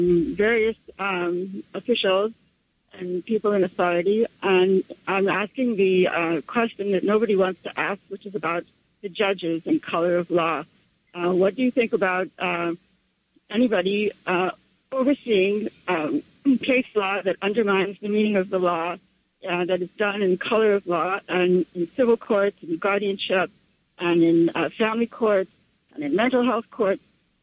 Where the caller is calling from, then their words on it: New York City, New York, United States; I'm calling from Queens